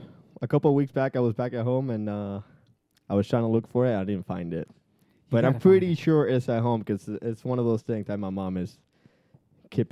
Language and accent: English; San Juan, Puerto Rico; It says that I'm from San Juan, Puerto Rico.